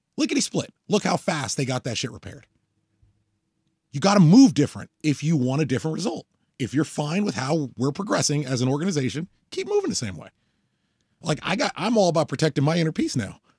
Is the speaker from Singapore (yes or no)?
no; United States; I'm an American